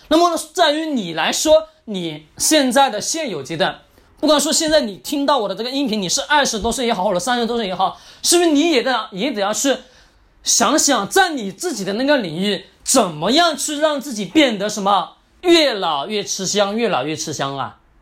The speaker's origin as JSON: {"language": "Chinese", "country": "China", "said": "所以说我们中国人总喜欢听专家的话语啊"}